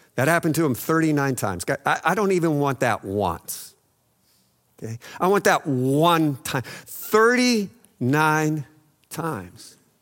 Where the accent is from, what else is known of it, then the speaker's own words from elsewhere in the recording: El Paso, Texas, United States; growing up in El Paso